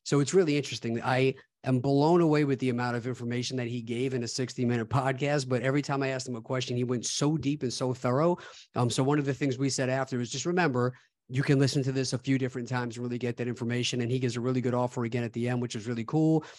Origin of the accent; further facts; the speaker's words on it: New York, United States; my home state in Lockport, New York